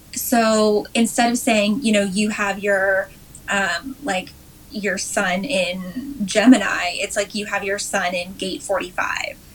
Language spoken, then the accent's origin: English; just outside of Toronto, Ontario, Canada; also born or lived in South Korea / Dubai / Western Canada / California; I grew up just outside of Toronto